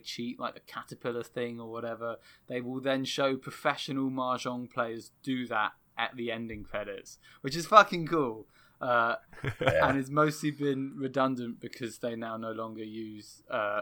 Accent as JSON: {"language": "English", "country": "United Kingdom", "said": "Being a Brit"}